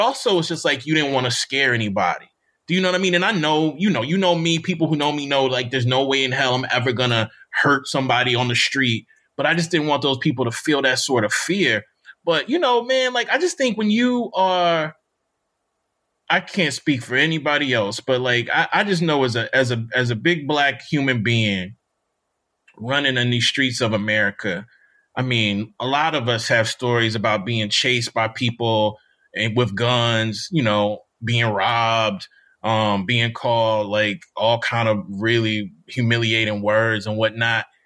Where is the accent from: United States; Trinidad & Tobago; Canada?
United States; Mississippi; moved away; also born or lived in Bloomington, Indiana; I'm from Mississippi